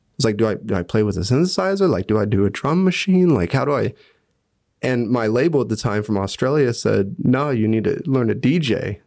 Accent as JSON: {"language": "English", "town": "Hutchinson", "region": "Kansas", "country": "United States", "tie": "born or raised there", "moved": "as an adult", "lives_now": "Bern, Switzerland", "said": "I loved growing up in Hutch"}